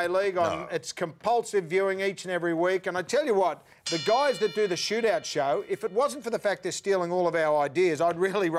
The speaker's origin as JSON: {"language": "English", "country": "Australia"}